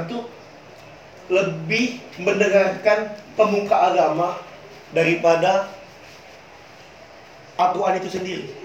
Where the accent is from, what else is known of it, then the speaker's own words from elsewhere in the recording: Palembang, South Sumatra, Indonesia; karena kami orang Palembang kadang bahasa kami campur kan antara bahasa Indonesia bahasa yang mudah didengar untuk orang seluruh Indonesia atau eh dan bahasa Palembang itu sendiri